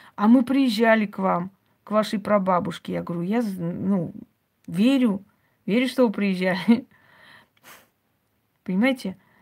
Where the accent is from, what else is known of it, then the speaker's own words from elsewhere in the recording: Georgia; now in Moscow, Russia; Я лично родилась в Грузии